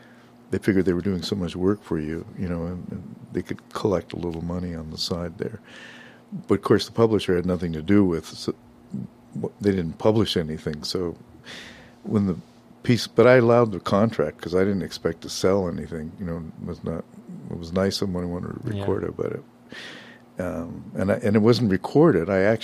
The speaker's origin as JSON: {"language": "English", "town": "Los Angeles", "region": "California", "country": "United States", "tie": "born or raised there", "moved": "yes", "said": "I was born in Boyle Heights. Wow. Most people didn't know where it was then anyway, but yeah, that's where I grew up."}